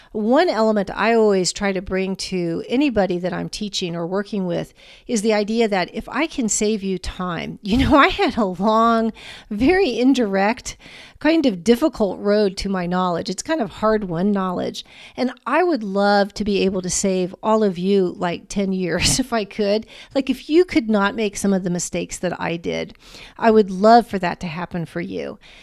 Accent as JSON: {"language": "English", "town": "Washington", "region": "District of Columbia", "country": "United States", "tie": "born or raised there", "said": "I grew up in the Washington, D C area"}